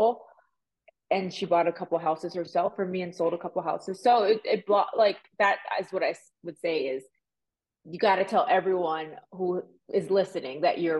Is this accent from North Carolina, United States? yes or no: no; Miami, Florida, United States; also born or lived in Puerto Rico; now in Las Vegas, United States; I was born in Puerto Rico. I was raised in Miami. I moved to Vegas